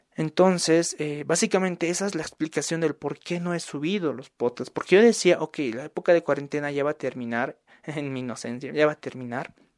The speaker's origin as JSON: {"language": "Spanish", "country": "Bolivia", "said": "yo soy de Bolivia"}